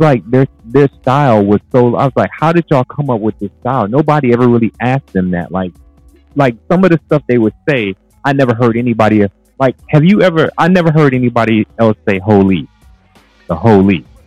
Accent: Cleveland, Ohio, United States; I was from Cleveland

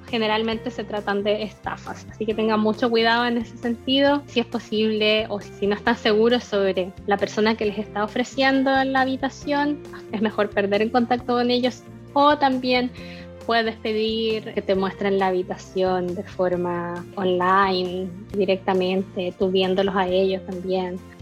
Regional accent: Chile; moved away as an adult; also born or lived in Germany; chilena que estudió un máster en Alemania

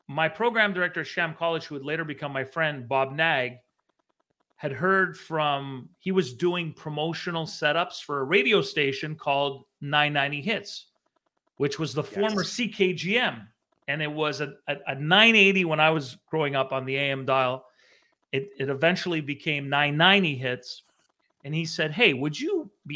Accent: Montreal, Quebec, Canada; moved away as an adult; also born or lived in Vancouver; I remember growing up in Montreal. I grew up near the Olympic Stadium in Rosemont

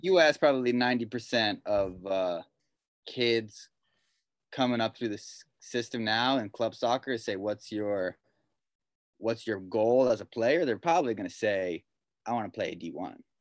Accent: Pasadena, California, United States; I grew up in Pasadena.

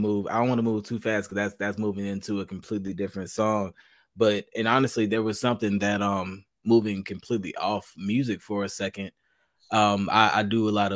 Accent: Charlotte, North Carolina, United States; I'm from North Carolina myself. I'm Charlotte.

